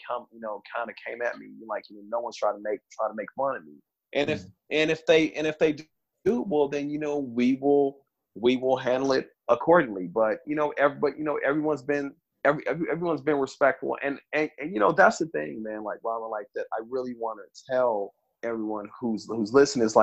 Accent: Kansas City, Missouri, United States; also born or lived in California; I'm from Southside, Kansas, Missouri, man. Like, I'm from the ghetto

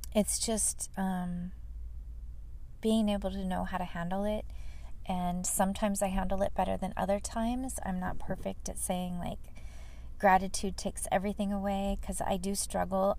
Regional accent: Fullerton, California, United States; moved away; the city of Fullerton, my um, my hometown I grew up in. It's not where I live now

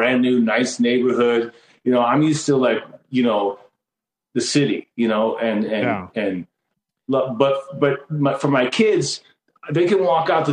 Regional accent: Taunton, Massachusetts, United States; also born or lived in Los Angeles, California; now in Henderson, United States; I was born in Taunton, Massachusetts

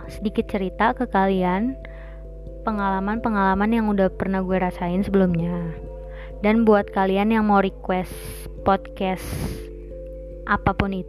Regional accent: Tangerang, Banten, Indonesia; Asal gue dari Tangerang, Banten

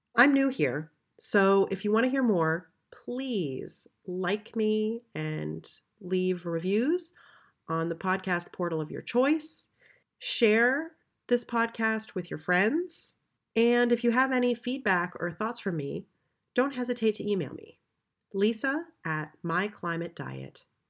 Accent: United States; moved away as an adult; now in Berlin, Germany; I'm an American who's lived in Berlin for the last ten years

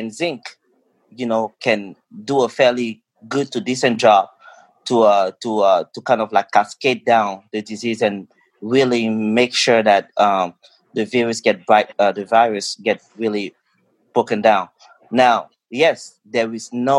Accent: Cameroon; now in United States; I grew up in Cameroon

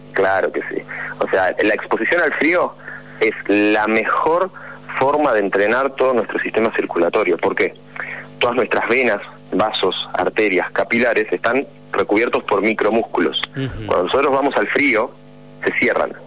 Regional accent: Buenos Aires, Argentina; yo soy de Buenos Aires

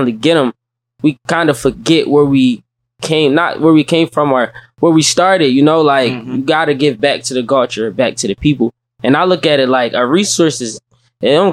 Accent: Philadelphia, Pennsylvania, United States; I'm originally from South Philadelphia

